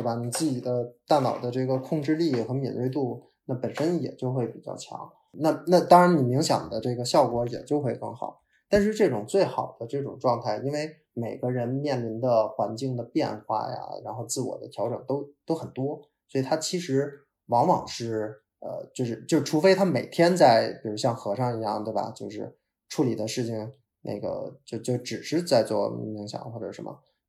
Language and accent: Chinese; North China, China; 哦哦，不好意思，可能我是北方人，蹲地就是拖拖地。